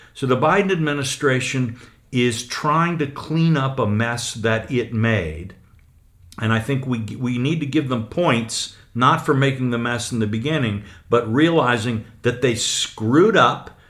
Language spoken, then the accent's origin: English; United States; an American newspaper columnist